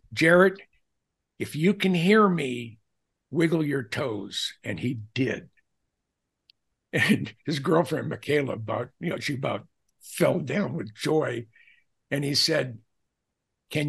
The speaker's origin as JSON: {"language": "English", "region": "Minnesota", "country": "United States", "said": "We're both from Minnesota"}